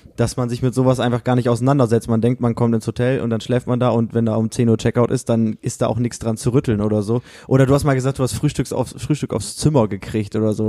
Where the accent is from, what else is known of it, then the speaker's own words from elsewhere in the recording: Osnabrück, Lower Saxony, Germany; Wir sagen so aus Osnabrück